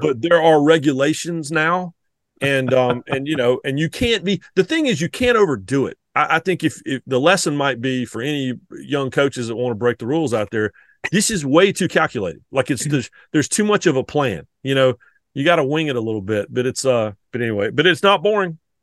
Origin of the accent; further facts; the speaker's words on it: the Carolinas, United States; I'm from the Carolinas